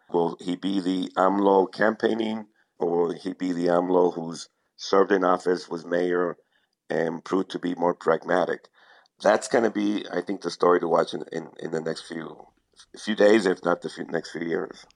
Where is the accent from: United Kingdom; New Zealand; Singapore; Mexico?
Mexico; also born or lived in United States; I've been here more than twenty years. I mean, I'm, I'm Mexican, but I'm also American in, in the way I belong to both countries